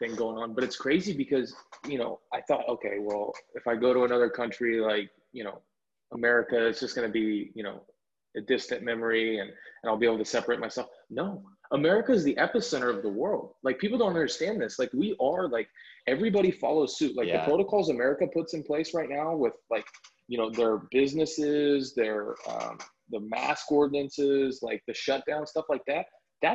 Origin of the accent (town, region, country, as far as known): United States; moved away